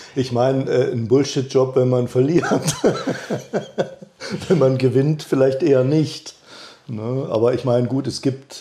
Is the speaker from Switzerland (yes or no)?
no; East Germany, Germany; ich bin ja in Ostdeutschland groß geworden